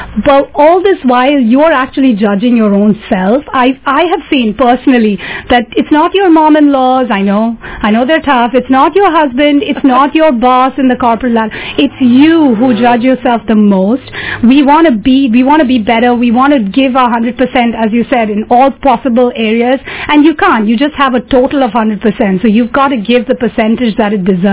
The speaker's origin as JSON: {"language": "English", "town": "Mumbai", "region": "Maharashtra", "country": "India", "tie": "born or raised there", "moved": "yes", "lives_now": "San Francisco, United States", "said": "I grew up in Mumbai, so I do like the city life."}